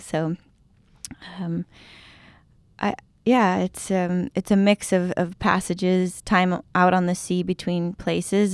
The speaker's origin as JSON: {"language": "English", "town": "San Diego", "region": "California", "country": "United States", "tie": "born or raised there", "moved": "as an adult", "said": "I grew up in San Diego"}